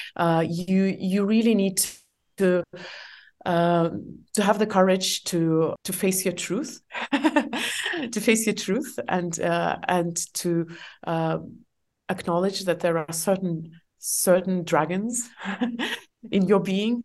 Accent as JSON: {"language": "English", "country": "Estonia", "tie": "born or raised there", "also_born_or_lived": "Asia", "second_language": "English", "moved": "as an adult", "said": "I'm from Estonia."}